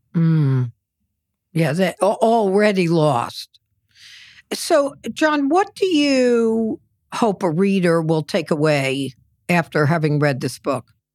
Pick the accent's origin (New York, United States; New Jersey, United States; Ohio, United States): New York, United States; as a New Yorker